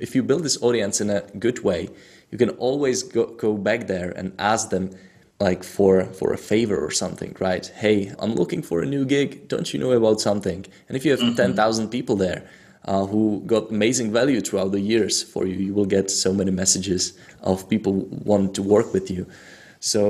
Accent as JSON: {"language": "English", "country": "Czechia", "second_language": "English", "said": "I'm from Czech Republic"}